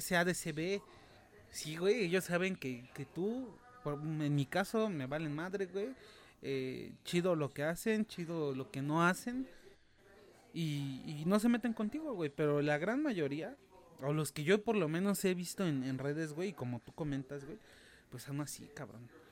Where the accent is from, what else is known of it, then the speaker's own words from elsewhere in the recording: Mexico; como mexicano